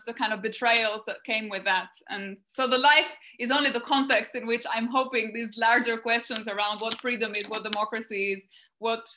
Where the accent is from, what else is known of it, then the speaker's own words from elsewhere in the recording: Albania; moved away as an adult; a book about my first 18 years of life. So it's an autobiography of early childhood and teenage years. The focus is kind of on my life in those first 18 years, but the real focus is on the transition from socialism to liberalism in Albania